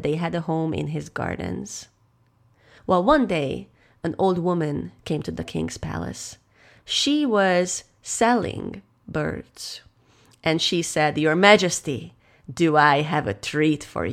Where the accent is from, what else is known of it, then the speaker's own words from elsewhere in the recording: Hungary; I am a storyteller from Hungary